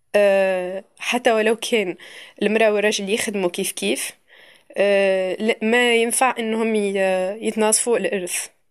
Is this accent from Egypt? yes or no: no; Tunisia; أنا كتونسية